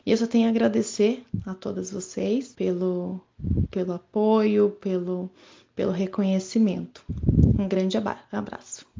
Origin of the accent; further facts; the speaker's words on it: Curitiba, Paraná, Brazil; sou de Curitiba, Paraná